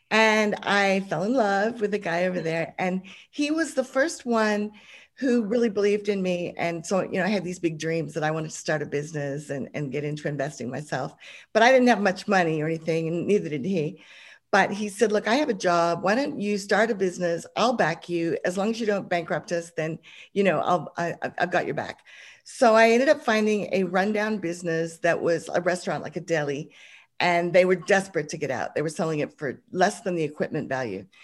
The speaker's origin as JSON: {"language": "English", "country": "Hong Kong", "tie": "born or raised there", "said": "I started off just uh, growing up, growing up in Hong Kong, funnily enough, I lived overseas. My dad got a job over there"}